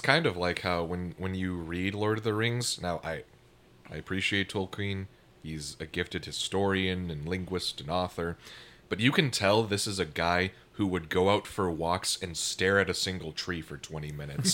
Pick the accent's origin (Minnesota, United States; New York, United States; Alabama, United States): Minnesota, United States; Minneapolis–Saint Paul; moved away; I come from the Twin Cities back in Minnesota.